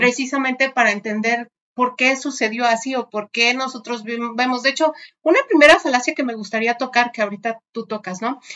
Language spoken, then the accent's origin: Spanish; Mexico; entre nosotros como mexicanos